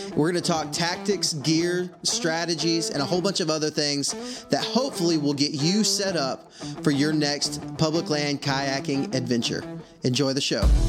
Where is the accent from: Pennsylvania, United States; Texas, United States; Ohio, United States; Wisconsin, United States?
Texas, United States; now in Alabama, United States; I'm from Texas, and I live in Alabama